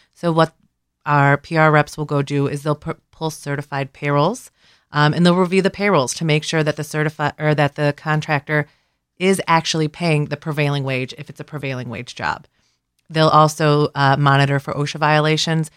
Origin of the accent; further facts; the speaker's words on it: Cleveland, Ohio, United States; moved away as an adult; now in Columbus, United States; I'm originally from Cleveland. I came to Columbus for my job with the Ohio Laborers about eleven years ago